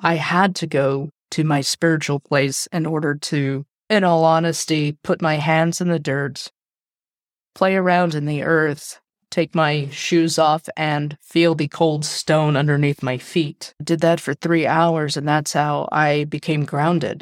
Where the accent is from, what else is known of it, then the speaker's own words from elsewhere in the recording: United States; I am American with a Mexican and Asian Indian background